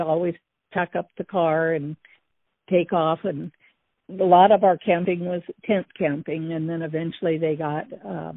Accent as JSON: {"language": "English", "town": "Burbank", "region": "California", "country": "United States", "tie": "born or raised there", "also_born_or_lived": "Denver, Colorado / Santa Ana, California / Norco, California / northern Idaho", "moved": "as an adult", "lives_now": "Idaho, United States", "said": "we both grew up in Southern California"}